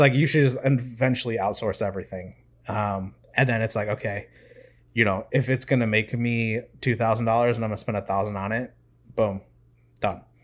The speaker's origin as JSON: {"language": "English", "region": "Midwest", "country": "United States", "tie": "born or raised there", "moved": "as an adult", "lives_now": "Raleigh, United States", "said": "I grew up in the Midwest. It's all I've ever known my whole life."}